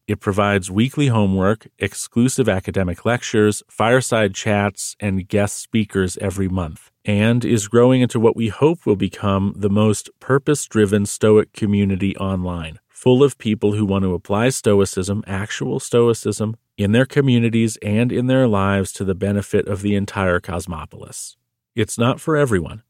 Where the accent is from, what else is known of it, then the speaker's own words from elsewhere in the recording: United States; I'm American